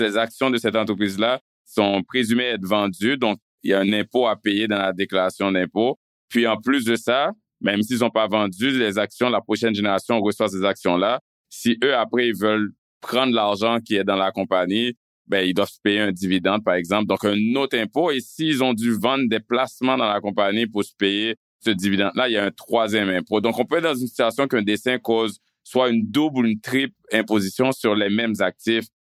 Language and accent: French; Canada; en tant que Canadien, en tant que payeur d'impôts